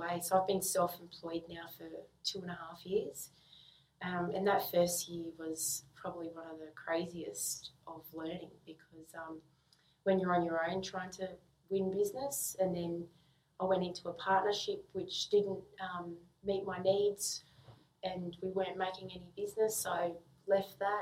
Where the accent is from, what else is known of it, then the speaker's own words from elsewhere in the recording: Sydney, New South Wales, Australia; I grew up in the western suburbs of Sydney